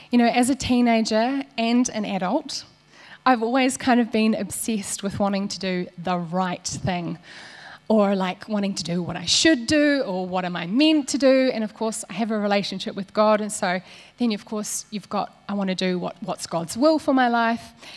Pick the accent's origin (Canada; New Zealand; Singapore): New Zealand; Waikato; I grew up here in the Waikato on a farm.